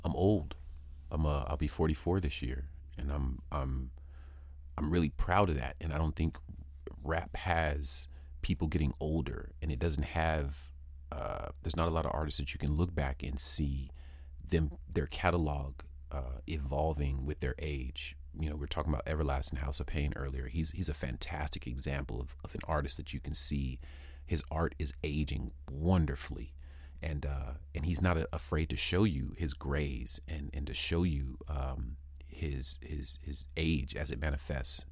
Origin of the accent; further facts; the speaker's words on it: San Diego, California, United States; also born or lived in Würzburg, Germany; I'm from Würzburg, Germany, in birth, but I grew up here on the West Coast, San Diego, California primarily.